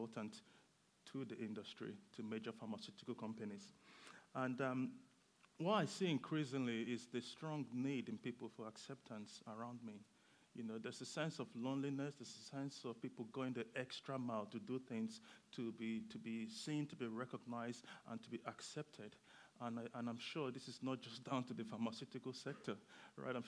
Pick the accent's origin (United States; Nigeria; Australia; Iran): Nigeria; now in Bedford, United Kingdom; I am Nigerian, and I moved to the UK for the weather.